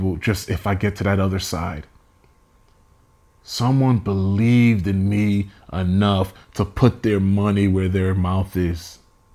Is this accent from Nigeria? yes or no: yes; Nigeria; I am Nigerian, so I will talk about me being educated.